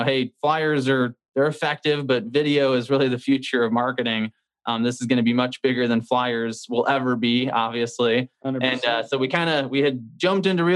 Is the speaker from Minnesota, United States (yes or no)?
no; St. Louis, Missouri, United States; born and raised in St. Louis, Missouri.